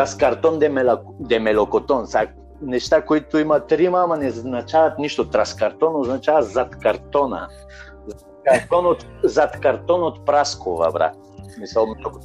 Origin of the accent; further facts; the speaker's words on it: Bulgaria; also born or lived in Lovech / Madrid / Las Rozas; now in Ibiza, Spain; аз съм българин